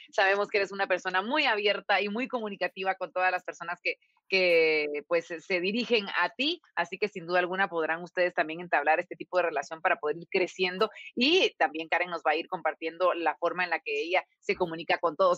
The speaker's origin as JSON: {"language": "Spanish", "country": "Guatemala", "said": "los guatemaltecos"}